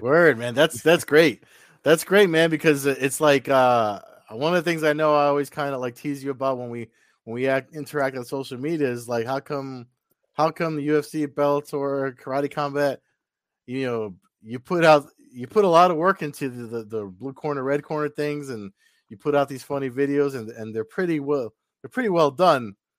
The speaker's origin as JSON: {"language": "English", "region": "New Jersey", "country": "United States", "said": "I'm from Jersey"}